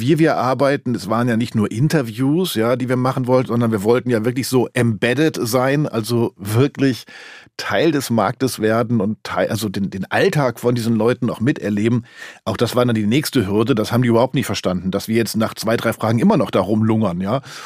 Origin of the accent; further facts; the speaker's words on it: Germany; wir Deutschen